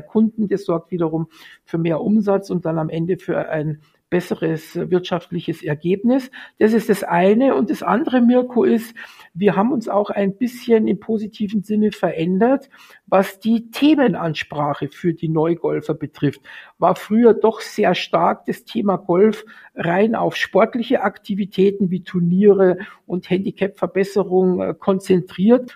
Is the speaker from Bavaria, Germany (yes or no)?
yes; Munich, Bavaria, Germany; bin gebürtiger Münchner